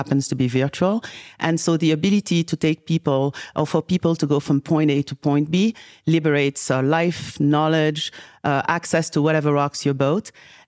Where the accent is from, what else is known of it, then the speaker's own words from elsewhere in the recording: Senegal; also born or lived in Paris, France; I think that growing up in Senegal, West Africa, and bouncing back between Paris and Senegal, I very, very, very at an early age got to see the opportunity